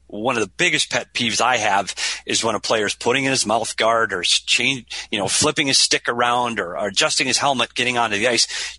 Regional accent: Minnesota, United States; moved away as an adult; now in Arizona, United States; We're both from Minnesota. I moved to Arizona to get away from the cold weather

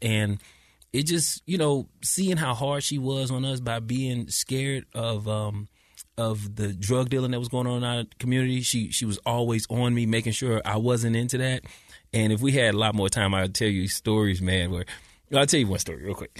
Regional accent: St. Louis, Missouri, United States; moved away as an adult; also born or lived in California; now in Utah, United States; I'm from Saint Louis, Missouri

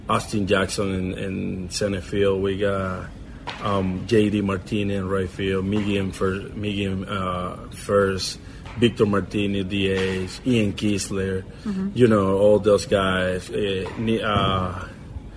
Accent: Puerto Ordaz, Bolívar, Venezuela; English is a second language; moved away as an adult; I was born in Puerto Ordaz in Venezuela.

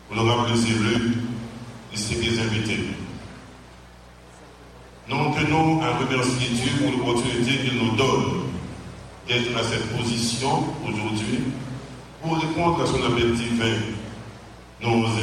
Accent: Haiti

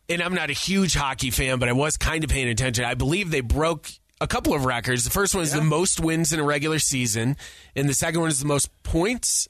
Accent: New York, United States; grew up in New York

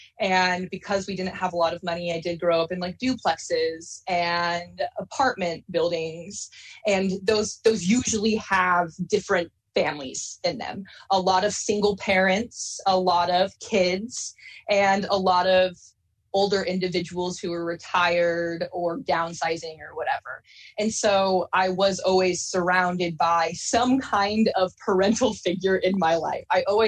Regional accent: Salem, Oregon, United States; So I grew up a lot around the West Coast, primarily in multiple different parts of Oregon. But my mom eventually settled in Salem, Oregon, when I was in elementary school.

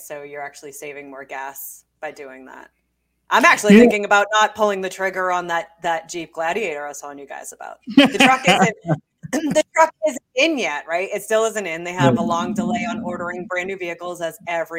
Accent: United States; as an American and a successful one

